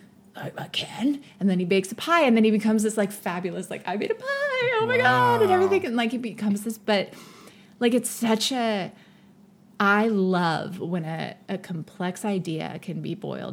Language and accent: English; Silicon Valley, California, United States; I grew up in the Silicon Valley